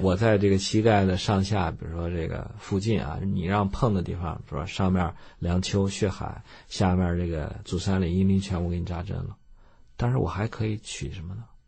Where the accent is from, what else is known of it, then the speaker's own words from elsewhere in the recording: China; moved away as an adult; also born or lived in United States; 我们中国人